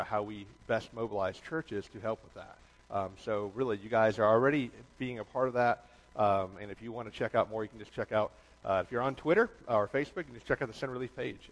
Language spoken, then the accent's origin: English; Toledo, Ohio, United States; also born or lived in Atlanta, Georgia; now in New York, United States; I was born in Toledo, Ohio. My dad worked for the railroad. When they went under in the 80s, going bankrupt, he went south looking for work. His first job when we moved to Atlanta